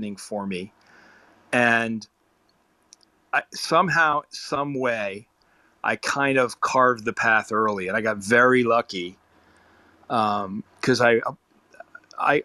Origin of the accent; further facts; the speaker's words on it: New York City, New York, United States; I grew up in New York City listening to the greats on WABC